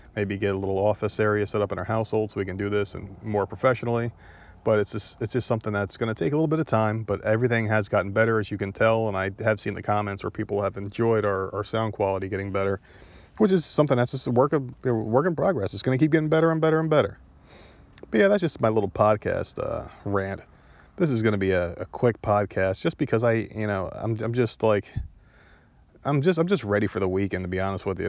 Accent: New Jersey, United States; also born or lived in Myrtle Beach; I'm from New Jersey. That's my home state.

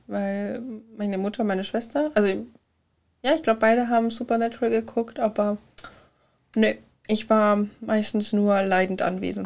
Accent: Germany; als Deutsche mit der Synchronisationskultur, die wir hier haben

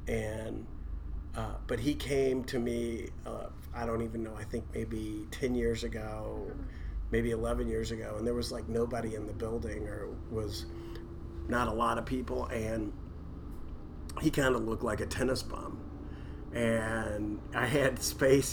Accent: Louisville, Kentucky, United States; I was born in Louisville. I was born in 1962

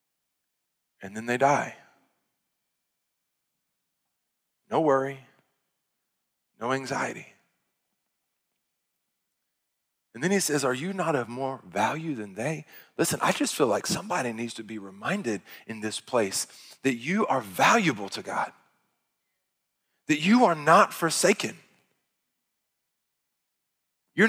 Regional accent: Arkansas, United States; I'm from Arkansas.

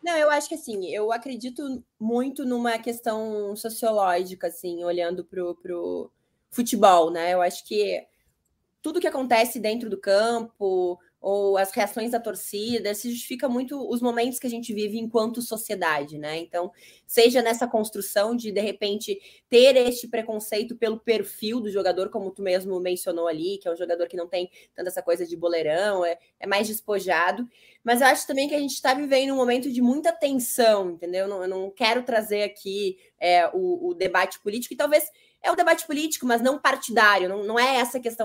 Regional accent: Rio Grande do Sul, Brazil; eu, como gaúcha

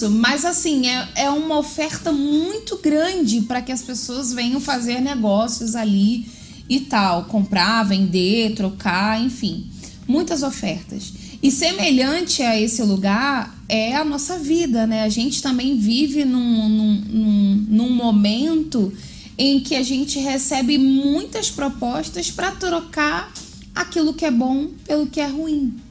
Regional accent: Rio de Janeiro, Brazil; Olha, eu como uma boa carioca, conheço alguns lugares lá no Rio

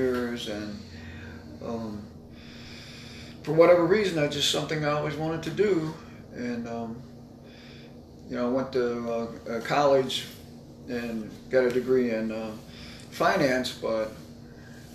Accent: Kansas, United States; I grew up in Kansas

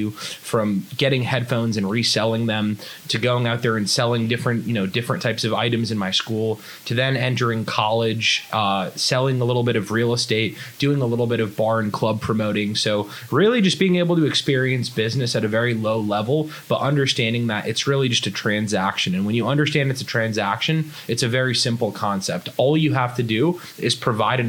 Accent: a small town outside of Boston, Massachusetts, United States; now in Los Angeles, United States; So I grew up in Boston, Massachusetts, a small town outside of Boston

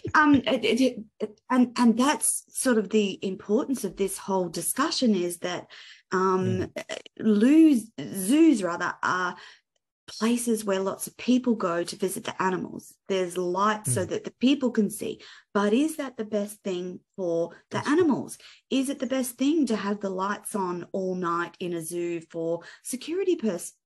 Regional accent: Australia; also born or lived in Gold Coast, Queensland; as an Australian

